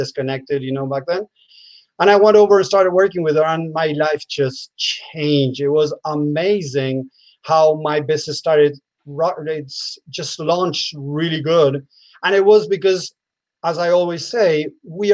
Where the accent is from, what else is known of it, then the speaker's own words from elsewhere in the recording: Argentina; moved away as an adult; also born or lived in United States; I'm from Argentina, but I lived in the state many years. Now I'm back in Argentina.